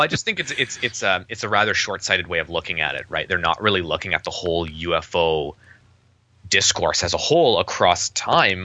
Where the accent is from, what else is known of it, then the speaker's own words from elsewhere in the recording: Winnipeg, Manitoba, Canada; I'm from Winnipeg